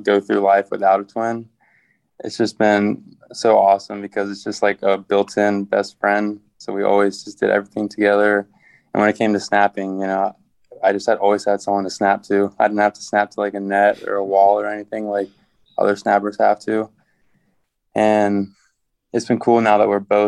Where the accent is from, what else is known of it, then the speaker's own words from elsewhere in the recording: Richmond, Virginia, United States; now in Florida, United States; I grew up in Richmond, Virginia